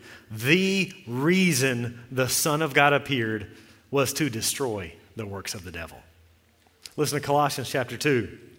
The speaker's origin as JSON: {"language": "English", "region": "Texas", "country": "United States", "said": "We came from Central Texas, and we would talk about this, and there's more snakes there."}